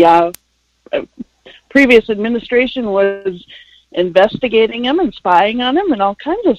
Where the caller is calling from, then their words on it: Rice Lake, Wisconsin, United States; from Rice Lake, Wisconsin.